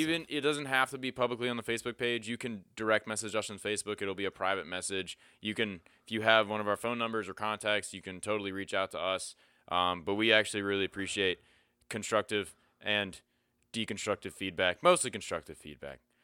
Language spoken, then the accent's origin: English; Pennsylvania, United States; moved away; I grew up in Pennsylvania